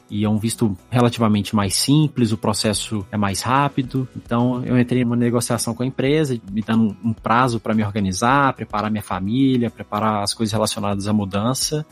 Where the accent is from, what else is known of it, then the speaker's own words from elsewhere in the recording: Belo Horizonte, Minas Gerais, Brazil; moved away as an adult; now in Sunnyvale, United States; eu sou de Belo Horizonte, Minas Gerais.